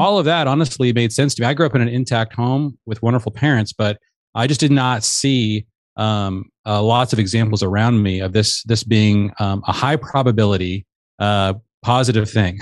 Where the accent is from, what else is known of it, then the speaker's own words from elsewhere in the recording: Seattle, Washington, United States; I grew up in the Seattle area